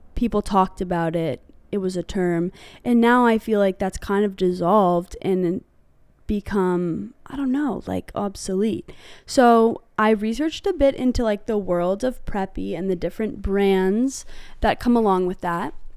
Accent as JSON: {"language": "English", "town": "Hanover", "region": "New Hampshire", "country": "United States", "tie": "born or raised there", "said": "the specific brand of prep I grew up around was on the Dartmouth campus."}